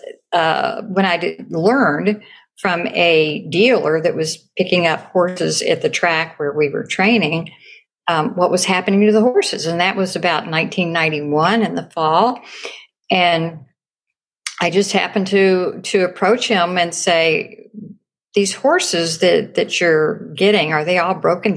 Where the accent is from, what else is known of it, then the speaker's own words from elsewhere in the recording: Kentucky, United States; I rode them when I was a kid growing up in Kentucky.